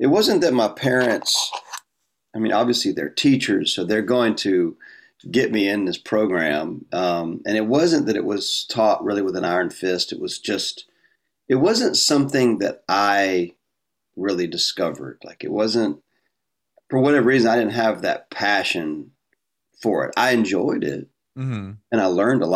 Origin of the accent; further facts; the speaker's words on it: North Carolina, United States; moved away as an adult; also born or lived in Austin, Texas; now in Florida, United States; I was raised in North Carolina, outside of Elon College